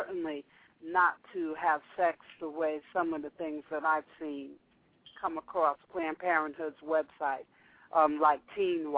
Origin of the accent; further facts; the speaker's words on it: the North, United States; I grew up in the North